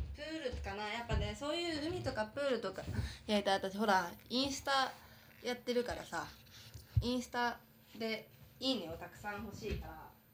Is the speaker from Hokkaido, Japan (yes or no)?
yes; Hokkaido, Japan; now in Tokyo, Japan; 私は生まれも育ちも北海道なので